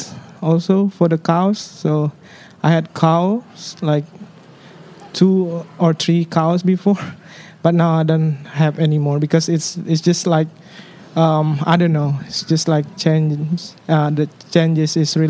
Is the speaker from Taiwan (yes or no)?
no; Denpasar, Bali, Indonesia; I grew up in Denpasar